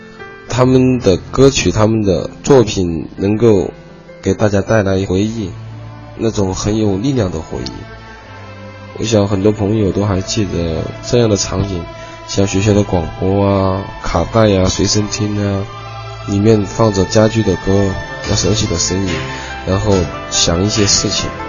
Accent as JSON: {"language": "Chinese", "region": "Chongqing", "country": "China", "accent": "Chongqing", "said": "我是来自重庆的"}